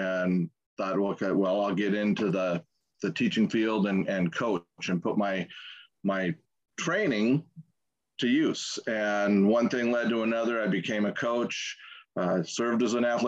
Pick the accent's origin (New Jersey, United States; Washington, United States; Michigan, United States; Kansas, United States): Washington, United States; Tacoma; Born and raised in Tacoma, Washington